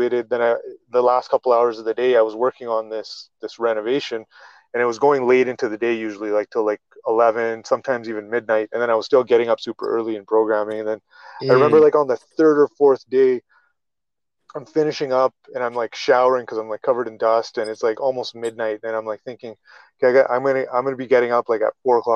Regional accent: Calgary, Alberta, Canada; I'm from Calgary, Alberta, in Canada.

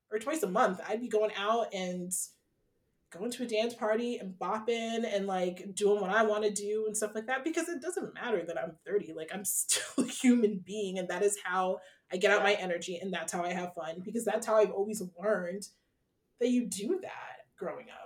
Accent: Ghana; Like I love at the end of the day being Ghanaian and going to a Ghanaian party of some sort

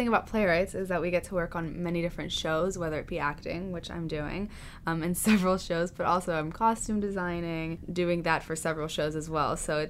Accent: Houston, Texas, United States; moved away as an adult; now in New York, United States; I'm from Houston, Texas.

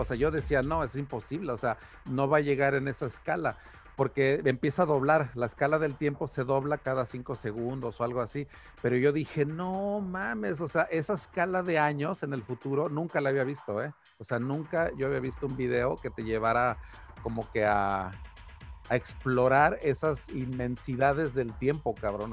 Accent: Mexico; a mí como mexicano

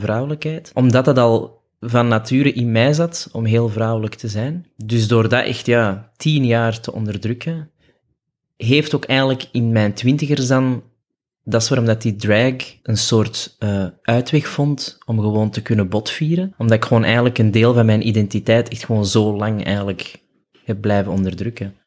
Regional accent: Antwerp, Flanders, Belgium; geboren in Antwerpen, opgegroeid op het Kiel

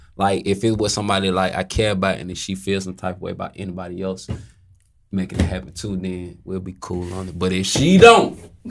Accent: South Side, Georgia, United States; I grew up on the South.

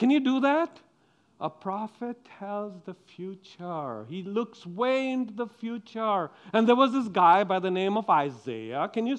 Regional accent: Sweden; We live in the West. We do not show our anger, especially when we come from Sweden.

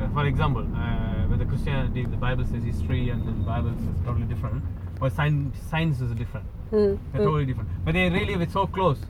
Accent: India; I'm from India

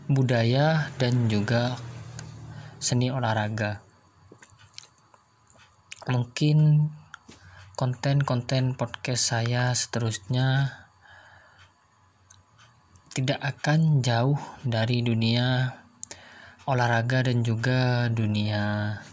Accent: Jember, East Java, Indonesia; saya berasal dari kota Jember.

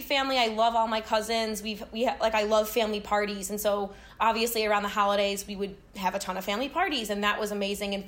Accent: Chicago, Illinois, United States; I am from Chicago

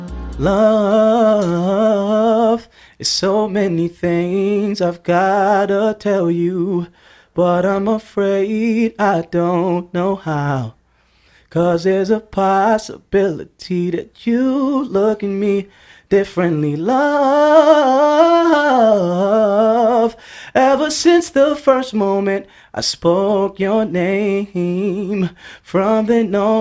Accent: New York, United States; I'm from New York

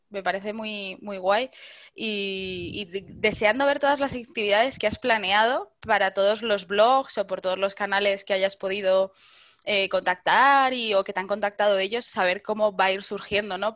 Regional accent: Madrid, Community of Madrid, Spain; como buena madrileña

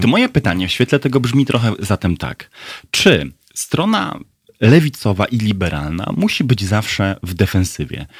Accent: Brzeg, Opole Voivodeship, Poland; w Brzegu, w moich rodzinnych stronach

